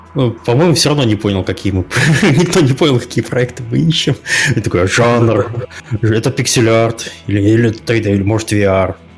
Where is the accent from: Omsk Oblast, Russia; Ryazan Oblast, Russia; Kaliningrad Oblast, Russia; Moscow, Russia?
Kaliningrad Oblast, Russia; Kaliningrad; я местный человек из Калининграда